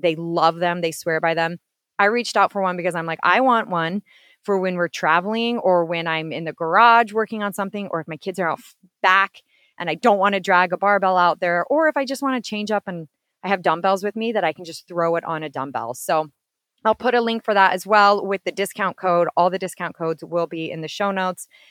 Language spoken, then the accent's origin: English; Washington, District of Columbia, United States; I'm actually from Washington, D.C.